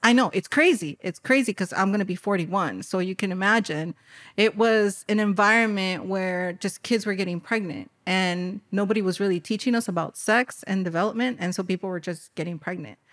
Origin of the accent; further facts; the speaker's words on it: Cicero, Illinois, United States; born and raised in Chicago, I was born in an underserved community, Cicero